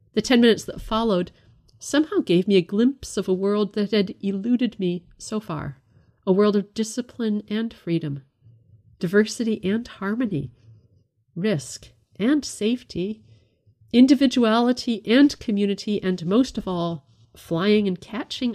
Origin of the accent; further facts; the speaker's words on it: Canada; I was brought up in the United Church of Canada